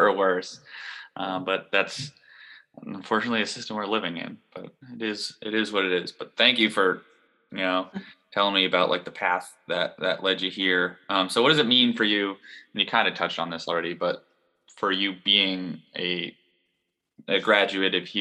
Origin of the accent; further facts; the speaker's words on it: Manchester, New Hampshire, United States; Manchester, New Hampshire, my hometown